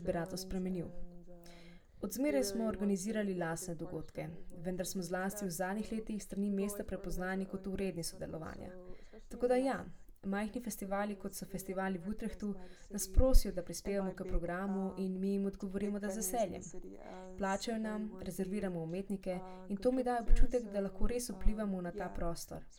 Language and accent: Slovenian; Slovenia; also born or lived in Utrecht, Netherlands / Ljubljana